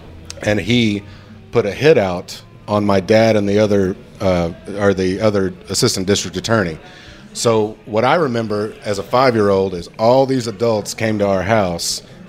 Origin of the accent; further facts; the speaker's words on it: near Shiner, Texas, United States; you never had Shiner Bock? Yeah. Yeah. It's from right near my hometown.